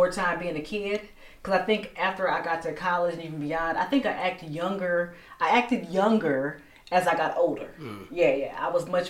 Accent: United States; as an American culture

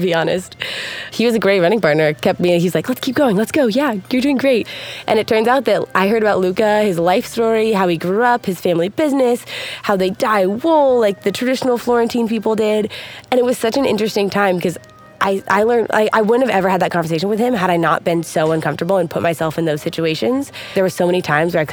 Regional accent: United States; I'm from United States.

